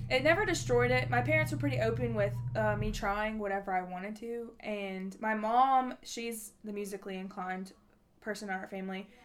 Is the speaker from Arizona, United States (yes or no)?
no; Nashville, Tennessee, United States; I am from Nashville, Tennessee